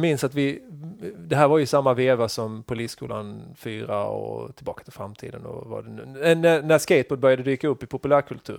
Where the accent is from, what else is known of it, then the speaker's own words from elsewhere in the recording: Krokås, Blekinge, Sweden; also born or lived in Karlskrona; Så jag är från Sölvesborgs kommun